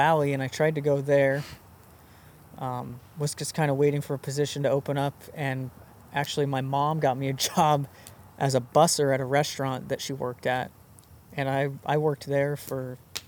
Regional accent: Mountain Home, Idaho, United States; I grew up in Mountain Home, Idaho

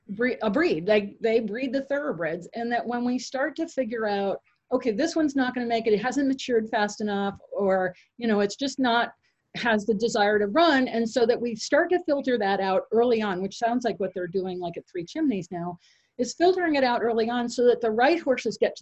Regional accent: Fairfield County, Connecticut, United States; I grew up in Fairfield County, Connecticut.

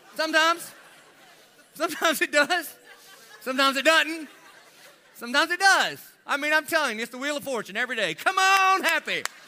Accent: United States; I'm about as American as it gets.

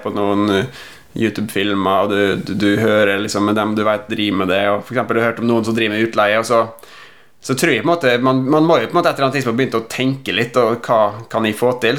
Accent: Western Norway, Norway; also born or lived in Oslo; now in Molde, Norway; som vestlending

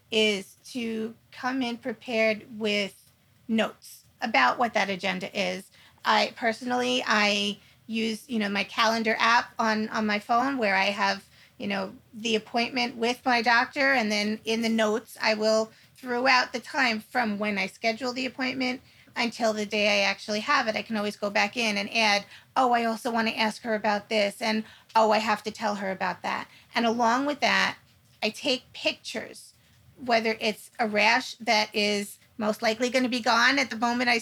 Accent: New York, United States; I'm from New York. I spell it like we say it

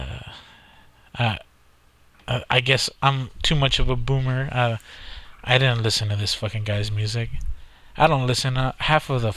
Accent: South Texas, United States; we're from South Texas

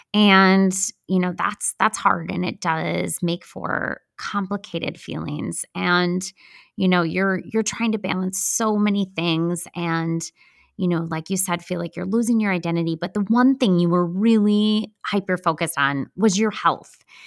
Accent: Midwest, United States; accent: Midwestern; my Midwestern accent

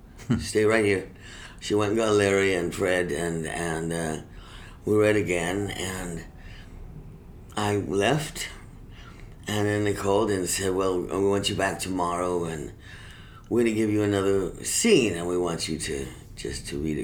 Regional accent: Venezuela; also born or lived in Colombia / Cuba; I grew up in Venezuela 5 years.

